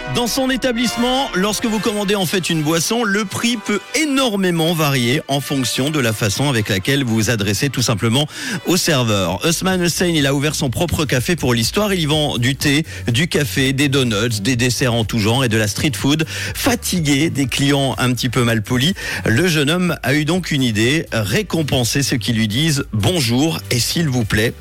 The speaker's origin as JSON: {"language": "French", "country": "Switzerland", "said": "chez nous en Suisse"}